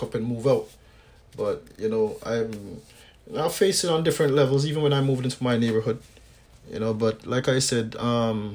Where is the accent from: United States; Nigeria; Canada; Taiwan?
Canada; I grew up here in Canada